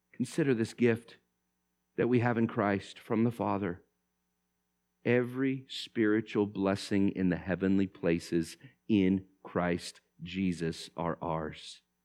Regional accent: Vallejo, California, United States; I grew up in Vallejo

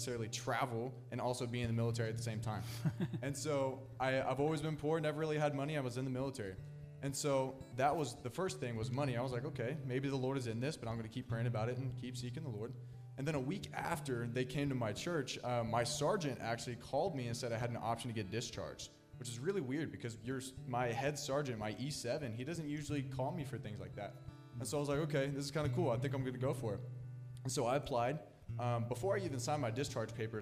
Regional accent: Wichita, Kansas, United States; I'm from Wichita, Kansas

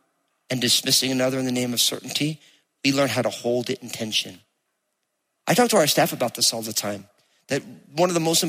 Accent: New Jersey, United States; accent: Jersey; You hear my Jersey accent coming out

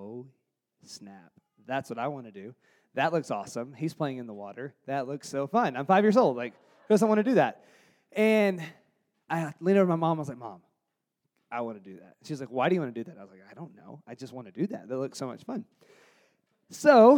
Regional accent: Jonesboro, Arkansas, United States; I grew up in Jonesboro, Arkansas, which is the northeast corner of Arkansas near Memphis, Tennessee

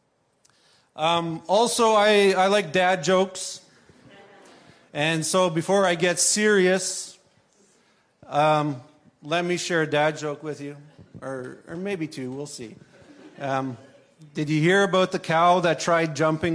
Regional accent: Swift Current, Saskatchewan, Canada; moved away as an adult; now in southern Ontario, Canada; I was born in Swift Current, Saskatchewan. I'm a Saskatchewan boy, born out west, grew up out west.

